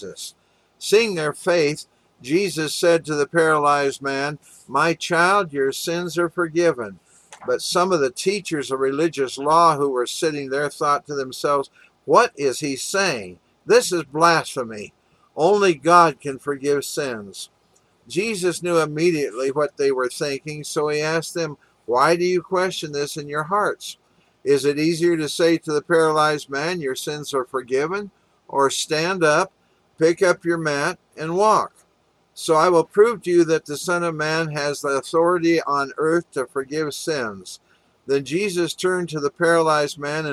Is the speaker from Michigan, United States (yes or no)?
no; Walla Walla, Washington, United States; also born or lived in Kansas City, Missouri; now in Sun Valley, Arizona, United States; when I was growing up in Walla Walla, Washington